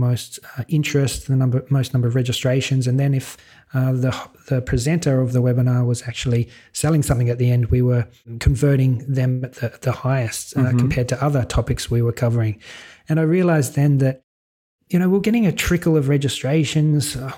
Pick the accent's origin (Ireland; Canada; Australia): Australia; Sydney, New South Wales; accent: Australian; moved away as an adult; now in Malta; I'm an Aussie, born and bred in Sydney, but my partner, Sarah, she's Swedish, so that brought us across to Europe